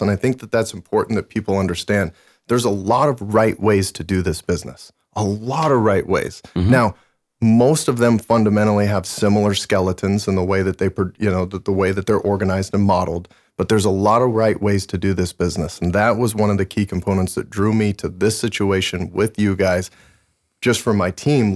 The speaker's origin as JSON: {"language": "English", "region": "Montana", "country": "United States", "tie": "born or raised there", "moved": "yes", "said": "I was born and raised in Montana"}